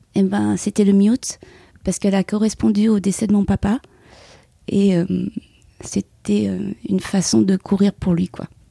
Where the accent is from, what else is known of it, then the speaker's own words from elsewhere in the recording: Paris region, Île-de-France, France; moved away as an adult; also born or lived in Vietnam (parents' origin); now in Aubagne, France; j'ai habité 26 euh, ans en région parisienne et là, actuellement, depuis 15 ans, je suis sur euh, les Bouches-du-Rhône, donc plus spécifiquement sur Aubagne